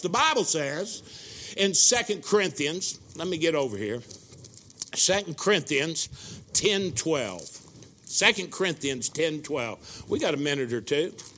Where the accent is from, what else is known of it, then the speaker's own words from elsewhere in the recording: Brookville, Indiana, United States; I was sitting in my hometown in Brookville, Indiana, my mom and dad's kitchen table